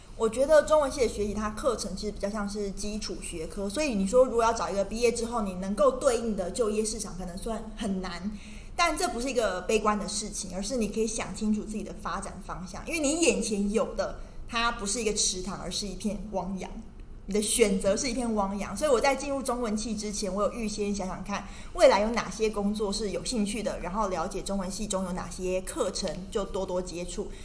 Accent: Tainan, Taiwan; moved away as an adult; also born or lived in Beijing / Taipei; 我其实是来自于台南的一个小孩，那我中文系毕业之后呢，我先到了北京清华大学就读新闻与传播学院，而后到中天新闻台担任，一开始是担任财经记者，后来转了医疗教育

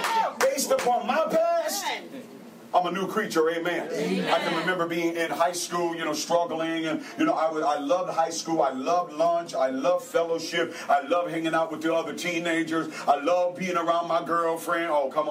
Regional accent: St. Paul, Minnesota, United States; moved away as an adult; also born or lived in Texas; I grew up in St. Paul, Minnesota. My mother had 9 kids

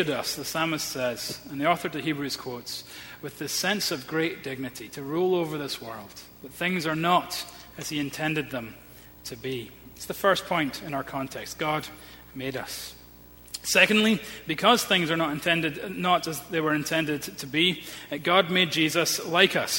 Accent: Edinburgh, Scotland, United Kingdom; I grew up in Edinburgh, we had a very close-knit family

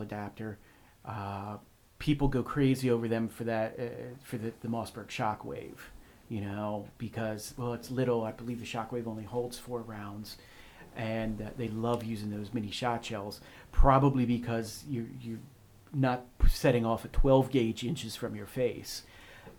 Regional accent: United States; I'm an American

